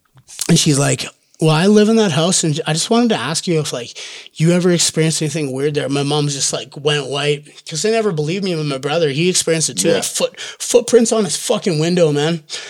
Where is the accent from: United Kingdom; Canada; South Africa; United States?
Canada; Olds, Alberta; Olds, okay. Alberta.